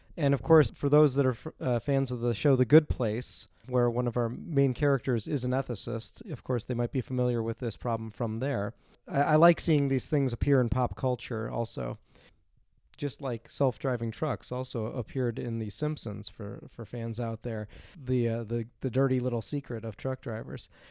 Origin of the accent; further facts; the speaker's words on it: Chicago, Illinois, United States; now in South Dakota, United States; I'm originally from Chicago, Illinois